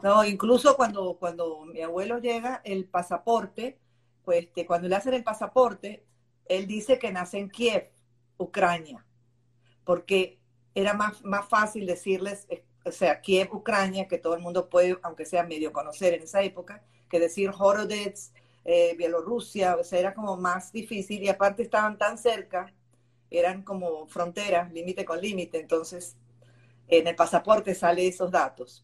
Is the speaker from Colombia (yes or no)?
no; Buenos Aires, Argentina; now in Venezuela; yo nací en Buenos Aires